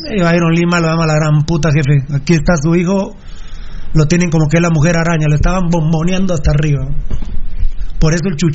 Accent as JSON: {"language": "Spanish", "country": "Guatemala", "tie": "born or raised there", "said": "Yo nací en el potrero de Corona"}